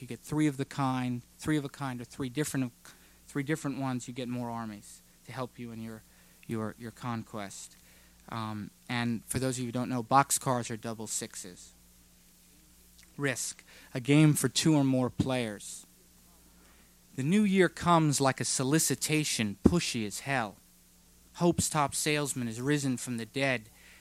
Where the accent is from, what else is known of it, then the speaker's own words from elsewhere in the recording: Virginia, United States; growing up on the Potomac River in Virginia in a house my parents built